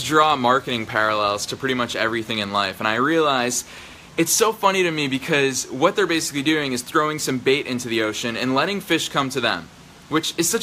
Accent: just outside of Boston, Massachusetts, United States; I grew up just outside of Boston

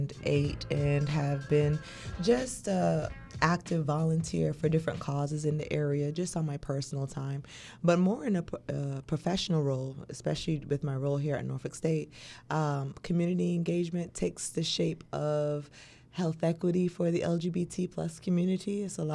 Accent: Barbados; now in United States; I was raised in Barbados. So coming over here to Virginia State, you know, that family-like environment for me being an international student was very, very key to my success.

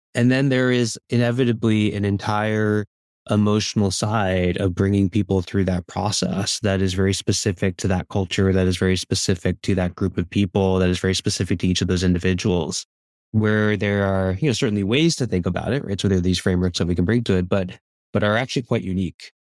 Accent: New Jersey, United States; moved away; I grew up on the East Coast, uh, in New Jersey

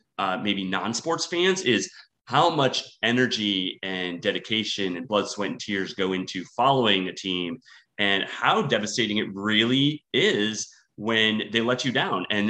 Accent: Wisconsin, United States; moved away; I'm originally from Wisconsin

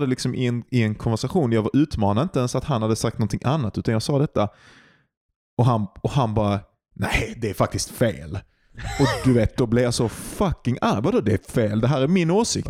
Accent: Sweden

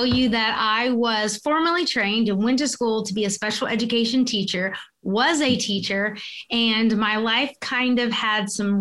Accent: South Carolina, United States; moved away as an adult; also born or lived in Kentucky; our path took us to South Carolina, which is my hometown.

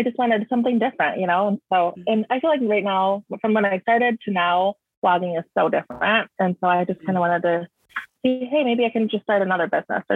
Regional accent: Michigan, United States; also born or lived in Wisconsin / Grand Rapids, Michigan; I am from Michigan. Right now I'm in Grand Rapids, so it's like on the west side.

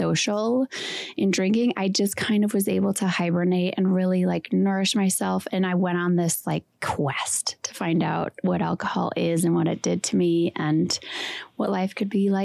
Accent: Wisconsin, United States; I'm from Wisconsin. I went to school in Green Bay

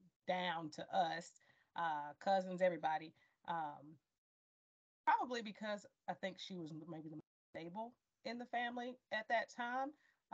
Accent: Fort Bragg, North Carolina, United States; born there; Growing up as a military brat, I was born in Fort Bragg. We moved around a little bit. Both our parents were in the military.

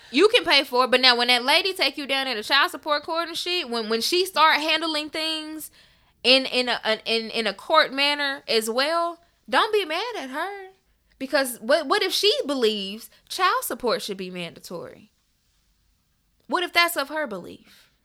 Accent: Memphis, Tennessee, United States; I am from Memphis

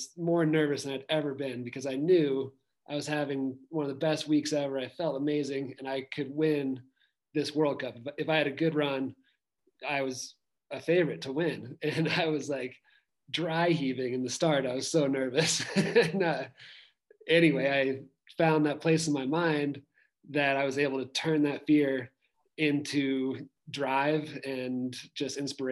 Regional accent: Tahoe City, California, United States; I am from Tahoe City, but right now I'm out at Copper Mountain in Colorado

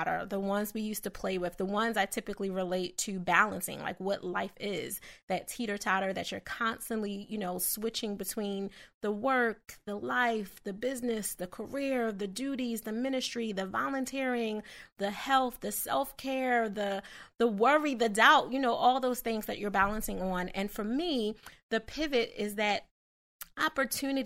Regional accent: Philadelphia, Pennsylvania, United States; I'm from Philadelphia

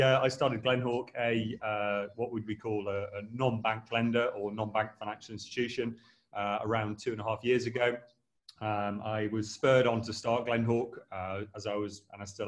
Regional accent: Derby, East Midlands, United Kingdom; moved away; also born or lived in Sheffield; I'm originally from Derby.

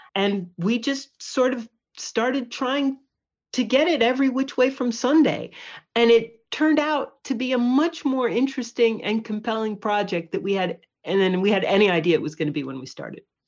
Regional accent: Poughkeepsie, New York, United States; moved away as an adult; also born or lived in California; now in Cape Cod, United States; I grew up in Poughkeepsie in the Hudson Valley

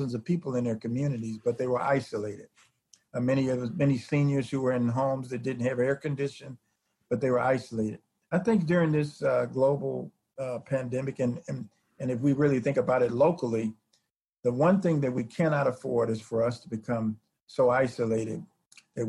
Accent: Chicago, Illinois, United States; now in Indiana, United States; I'm originally from Chicago.

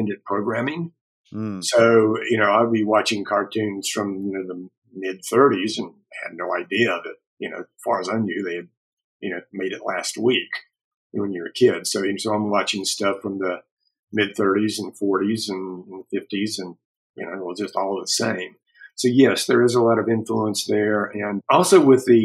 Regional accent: Charlotte, North Carolina, United States; now in Asheville, United States; Yes, I'm a native North Carolinian. I grew up right outside of Charlotte, North Carolina.

